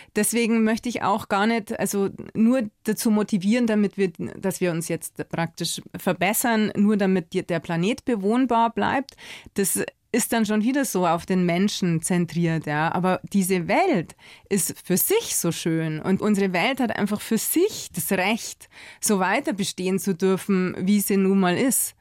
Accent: Bavaria, Germany; bei uns in Bayern

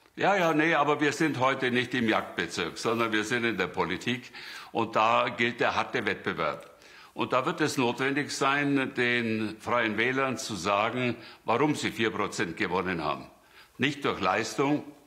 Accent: Ursberg, Bavaria, Germany; ich komme aus Ursberg, wo eine große Behinderteneinrichtung stattfindet

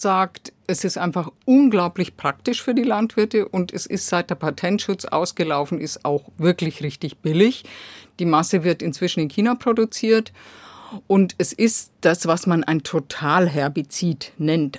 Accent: Germany; bei uns in Deutschland

